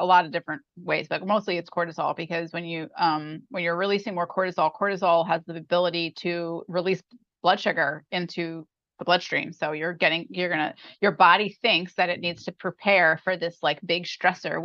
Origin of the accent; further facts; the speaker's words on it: New York, United States; moved away as an adult; I'm from New York